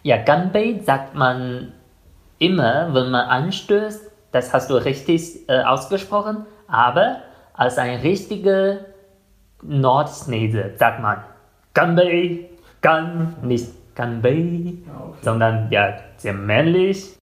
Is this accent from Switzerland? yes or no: no; China; German is a second language; now in Germany